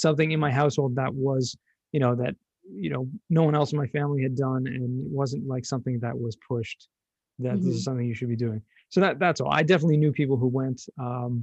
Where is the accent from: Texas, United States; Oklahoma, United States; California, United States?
California, United States; Los Angeles; moved away as an adult; also born or lived in San Diego; now in Jerusalem, Israel; I grew up in Southern California, Los Angeles